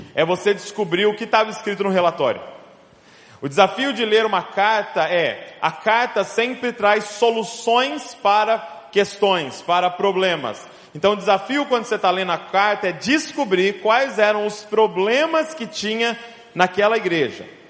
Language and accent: Portuguese; Bragança Paulista, São Paulo, Brazil; sou lá de Bragança Paulista, interior de São Paulo